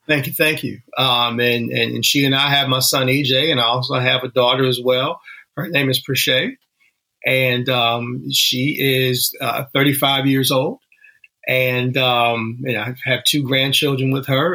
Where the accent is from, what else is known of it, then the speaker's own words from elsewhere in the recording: Danville, Virginia, United States; moved away as an adult; my hometown is Danville, Virginia, little small mm. town right on the Virginia North Carolina border